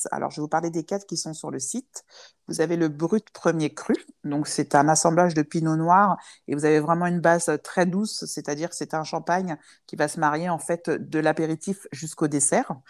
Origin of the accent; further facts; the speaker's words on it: France; même si je suis chez moi aussi ici, parce que je suis française, hein